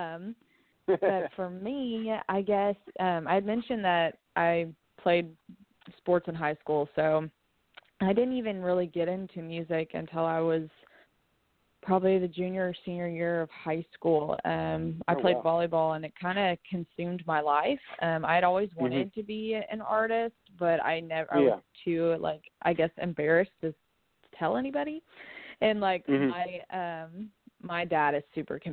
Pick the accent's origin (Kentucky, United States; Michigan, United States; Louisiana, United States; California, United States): Kentucky, United States; Lexington; now in Nashville, United States; I was born and raised in Lexington, Kentucky